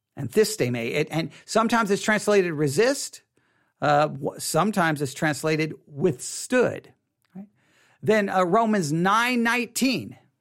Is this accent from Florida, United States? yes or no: no; Texas, United States; I'm from Texas